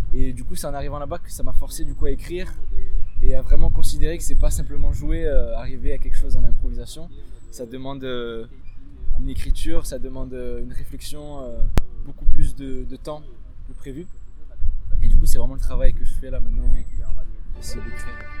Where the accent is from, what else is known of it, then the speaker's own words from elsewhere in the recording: Marseille, Provence-Alpes-Côte d'Azur, France; moved away as an adult; now in Nice, France; Je suis pas niçois de base, moi je viens de Marseille. J'ai grandi là-bas depuis que j'ai 6 ans.